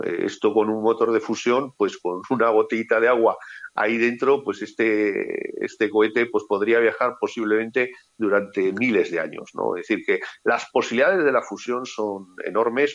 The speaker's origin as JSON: {"language": "Spanish", "country": "Spain", "said": "Como ciudadano español"}